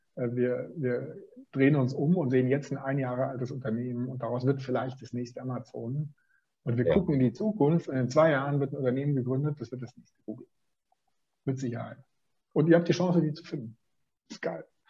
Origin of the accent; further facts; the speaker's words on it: Swabia, Germany; ich bin Schwabe